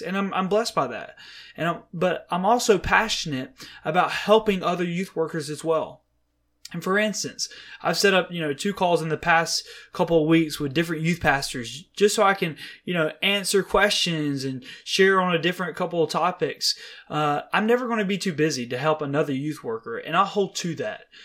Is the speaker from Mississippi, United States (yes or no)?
yes; Mississippi, United States; moved away as an adult; now in Dallas, United States; I was born and raised in Mississippi